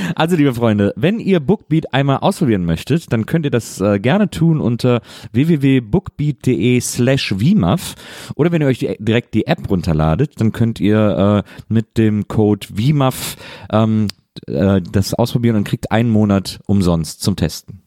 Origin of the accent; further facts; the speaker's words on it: Wesseling, North Rhine-Westphalia, Germany; ich war heute in Wesseling. Ich war heute in der Stadt, in der ich groß ja, geworden bin